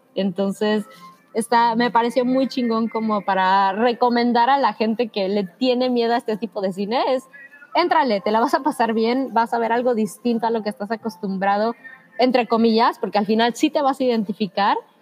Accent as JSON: {"language": "Spanish", "country": "Mexico", "said": "como mexicanos en nuestro caso"}